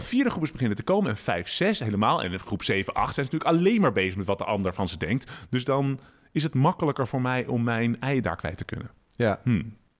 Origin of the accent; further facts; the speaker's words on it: Utrecht, Netherlands; Ik kom uit Utrecht, maar ik woon met mijn vrouw Esther en dochter Floor